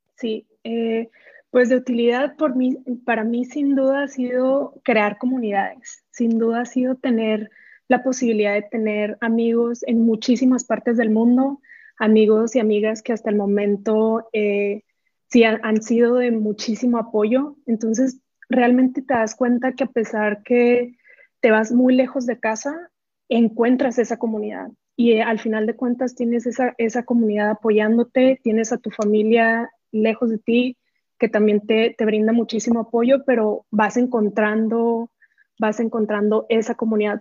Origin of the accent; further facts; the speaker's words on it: Benito Juárez, Chihuahua, Mexico; moved away as an adult; yo no soy de Ciudad Juárez, soy de un pueblo que se llama Benito Juárez, en, el municipio de Buenaventura. Eh, a los 18 me tengo que mudar a, Ciudad Juárez